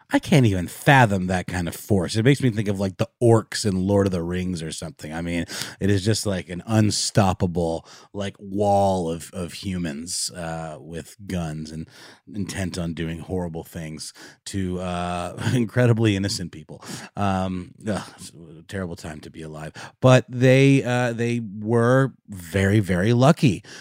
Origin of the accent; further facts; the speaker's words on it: Germany; moved away; I grew up in Germany